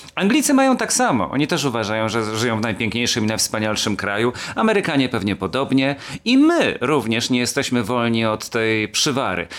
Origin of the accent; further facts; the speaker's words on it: Kielce, Świętokrzyskie Voivodeship, Poland; moje rodzinne miasto nazywa się Kielce